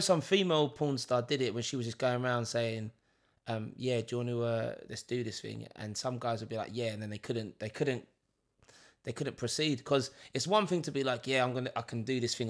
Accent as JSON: {"language": "English", "region": "London", "country": "United Kingdom", "tie": "born or raised there", "said": "Leighton Orient, E ten, my hometown."}